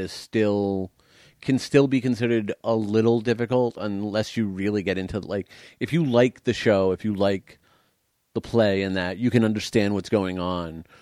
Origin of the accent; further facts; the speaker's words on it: United States; I am American